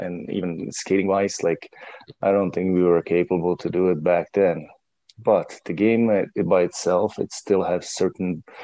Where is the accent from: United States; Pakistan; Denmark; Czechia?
Czechia; English is a second language; moved away; I came from Czech Republic